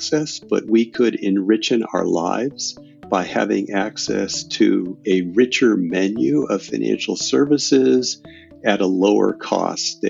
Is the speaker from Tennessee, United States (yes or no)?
no; Portland, Oregon, United States; moved away as an adult; also born or lived in Wisconsin; now in Silicon Valley, United States; I grew up in Portland, Oregon